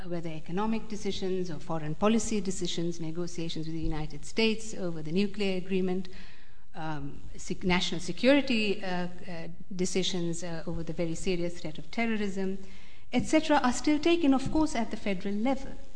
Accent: West Bengal, India; I'm from West Bengal

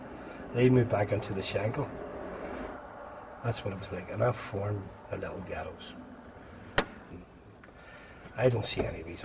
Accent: Belfast, Northern Ireland, United Kingdom; born there; I can show you where I was born on the Shankill.

